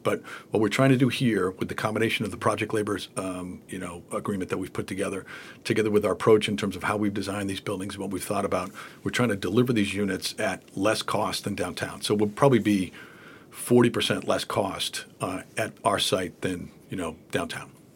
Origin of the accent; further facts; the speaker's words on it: Boston, Massachusetts, United States; I've been here, uh, in Boston all my life.